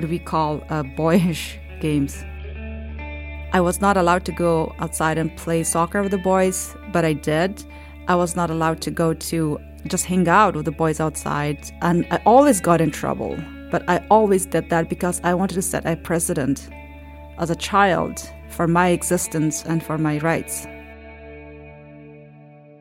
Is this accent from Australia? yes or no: no; Kabul, Afghanistan; moved away; I was born in Afghanistan, in the capital, Kabul